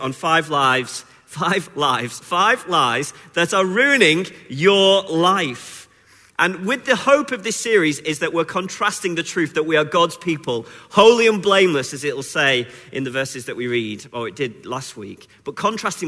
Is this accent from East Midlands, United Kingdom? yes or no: no; Wigan, North West England, United Kingdom; also born or lived in Sheffield; now in Newcastle, United Kingdom; I'm originally from Wigan